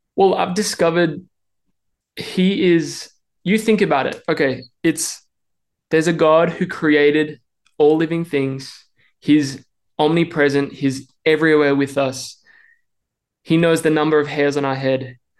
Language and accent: English; Melbourne, Victoria, Australia; accent: Australian; moved away as an adult; now in Nashville, United States; I hope you can tell I'm Australian. I'm trying to keep that accent because we've been living in the States for the past three and a half years. And I grew up in Melbourne my whole life